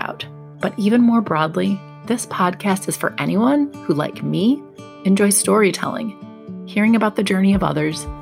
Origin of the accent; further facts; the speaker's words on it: Milwaukee, Wisconsin, United States; I grew up in the Milwaukee area